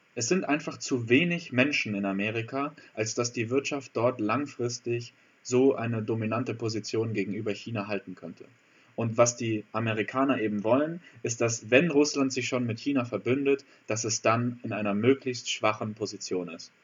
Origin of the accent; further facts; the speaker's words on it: Germany; für uns als Deutsche